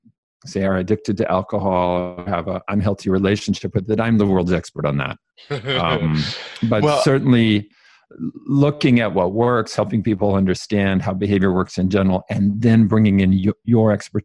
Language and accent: English; California, United States; So I grew up Mormon. I grew up in California, very strong Mormon family.